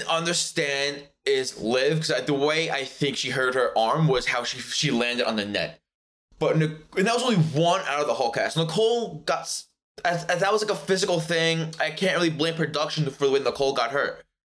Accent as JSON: {"language": "English", "town": "New York City", "region": "New York", "country": "United States", "accent": "Brooklyn", "said": "I have a Brooklyn accent, not really New York, I would say."}